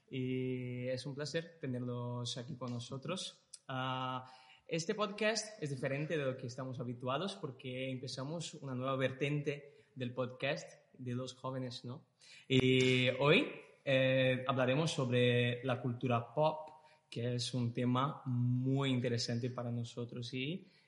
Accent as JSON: {"language": "Spanish", "country": "Brazil", "moved": "yes", "lives_now": "Spain", "said": "ah, soy de Brasil, eh, llegué a España hace dos años y hoy trabajo de carpintero y estudio teología"}